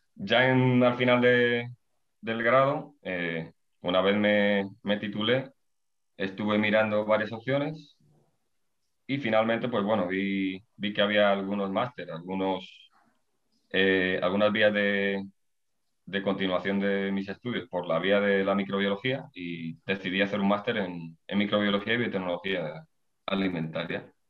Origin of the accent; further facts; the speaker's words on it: Ávila, Castile and León, Spain; moved away as an adult; now in León, Spain; yo soy de, de Ávila